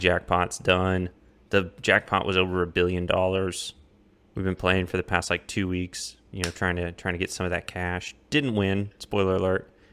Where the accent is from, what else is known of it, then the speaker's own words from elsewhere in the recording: Colombia; now in Austin, United States; my hometown in Colombia